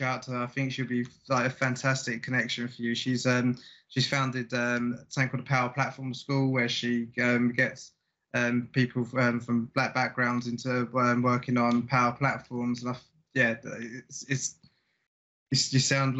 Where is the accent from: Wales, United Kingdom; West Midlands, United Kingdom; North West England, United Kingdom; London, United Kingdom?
London, United Kingdom; South East London, I'm from Woodridge myself